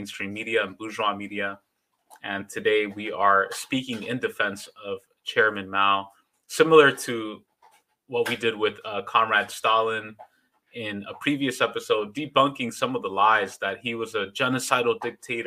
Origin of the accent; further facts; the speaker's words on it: New York, United States; New York, my home state